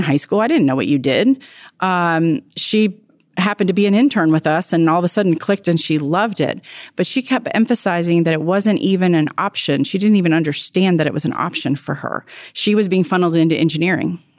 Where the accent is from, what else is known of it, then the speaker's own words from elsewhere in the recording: Virginia, United States; I'm from Virginia